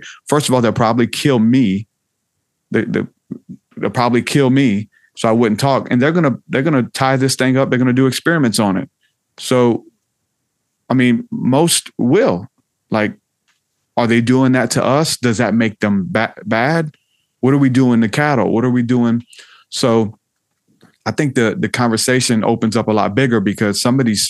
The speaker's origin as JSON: {"language": "English", "region": "the South", "country": "United States", "said": "I'm from the South"}